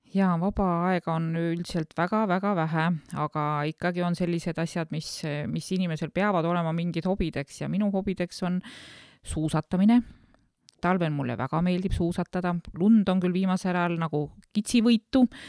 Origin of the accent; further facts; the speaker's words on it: Lääne-Viru County, Estonia; moved away as an adult; now in Saarde Parish, Estonia; mina käisin koolis Lääne-Virumaal